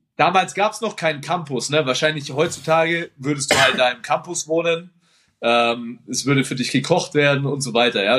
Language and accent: German; Nuremberg, Bavaria, Germany; für mich als Nürnberger